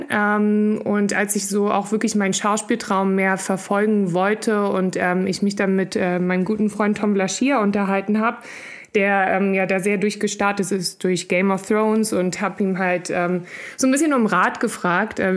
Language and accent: German; Berlin, Germany; now in Los Angeles, United States; Ja, ich bin Urberlinerin, in Mitte aufgewachsen und habe da, ähm, bis ich nach LA bin, eigentlich die meiste Zeit gelebt.